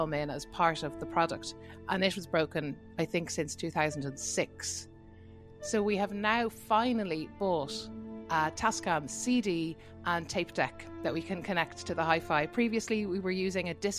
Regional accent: Dublin, Leinster, Ireland; I'm a singer from Dublin

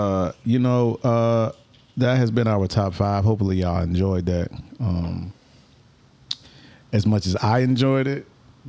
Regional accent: Atlanta, Georgia, United States; Yeah, I mean, I'm from Atlanta.

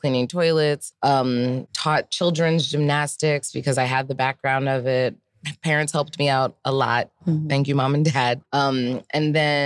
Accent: Ohio, United States; now in New York City, United States; So I'm from Ohio, grew up, born and raised in Ohio.

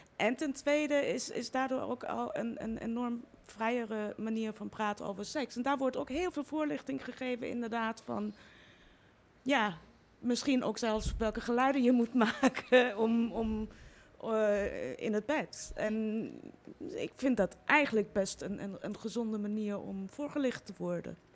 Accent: Iran; also born or lived in Austria; now in Netherlands; het land waar ik vandaan kom

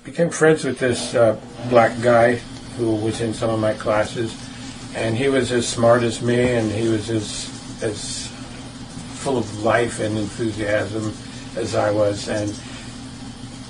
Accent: New York City, New York, United States; I grew up in Brooklyn, New York, in a family of six brothers

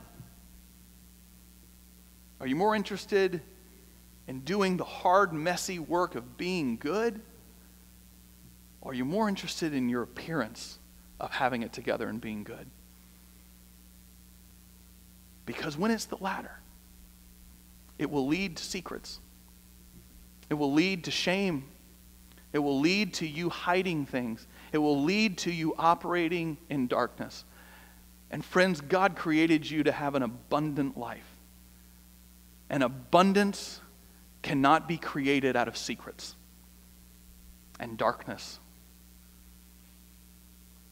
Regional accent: Atlanta, Georgia, United States; moved away as an adult; now in Austin, United States; I grew up in Atlanta

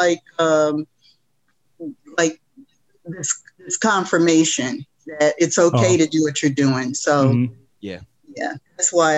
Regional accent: Albany, New York, United States; moved away; also born or lived in Philadelphia, Pennsylvania; Albany, the capital of New York State. It's my hometown

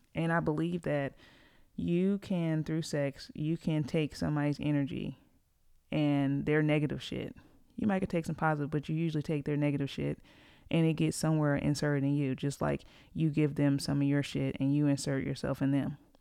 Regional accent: Greensboro, North Carolina, United States; I'm from Greensboro, uh, it's where I live.

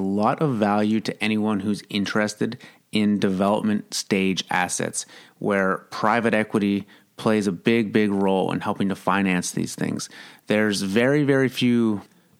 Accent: Kingston, Ontario, Canada; also born or lived in Toronto; It was a good place to grow up

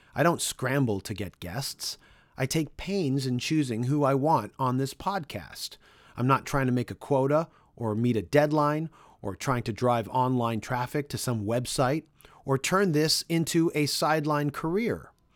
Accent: Canada; in Canada, my home country

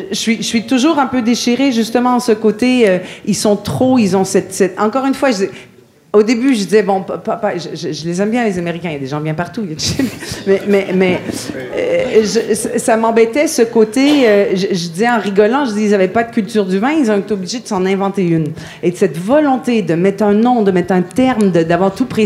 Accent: Montreal, Quebec, Canada; en tant que canadienne et québécoise

